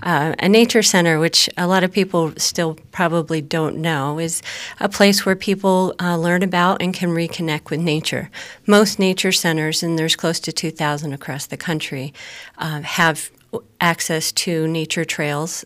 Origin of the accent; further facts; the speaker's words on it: Susquehanna County, Pennsylvania, United States; moved away as an adult; also born or lived in New York City / New Jersey; I grew up in Susquehanna County, uh, moved away at college, lived a, um, in several cities, and actually got to move back here, um, in two thousand and four